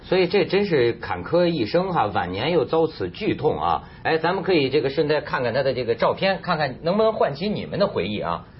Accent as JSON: {"language": "Chinese", "country": "China", "said": "你看我是个大陆人"}